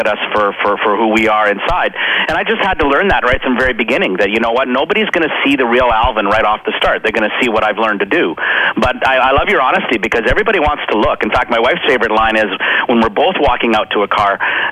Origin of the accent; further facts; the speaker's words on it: Saskatchewan, Canada; little small town Saskatchewan